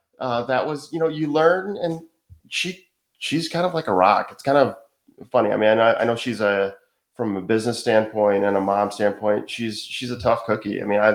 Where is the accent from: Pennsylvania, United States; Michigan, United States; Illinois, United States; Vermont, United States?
Michigan, United States; moved away as an adult; now in Wilmington, United States; So we're from Michigan.